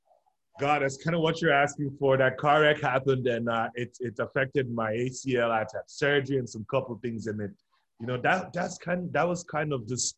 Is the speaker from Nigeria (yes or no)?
yes; Nigeria; now in Louisville, United States; I'm originally from Nigeria